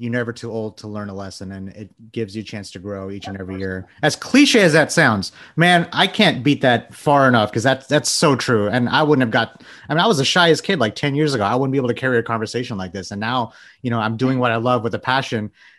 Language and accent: English; Texas, United States; I'm from Texas. That's a given.